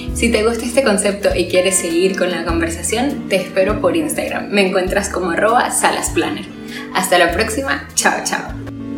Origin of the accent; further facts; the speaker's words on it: Venezuela; moved away; Como venezolana tengo la mayoría de mis familiares y amigos